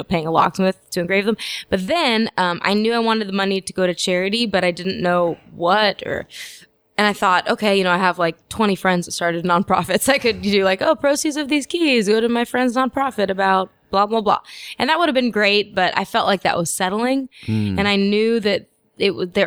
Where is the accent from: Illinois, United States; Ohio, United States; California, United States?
California, United States; Los Angeles; Born and raised in Los Angeles.